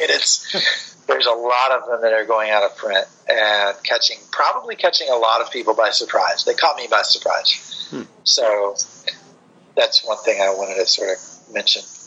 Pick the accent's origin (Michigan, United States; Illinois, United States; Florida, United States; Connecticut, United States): Florida, United States; I grew up in Florida